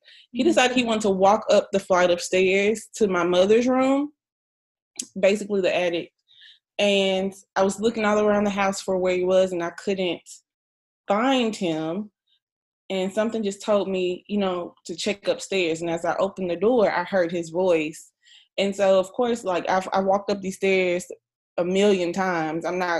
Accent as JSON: {"language": "English", "country": "Guam", "tie": "born there", "said": "One fun fact is I was born in Guam."}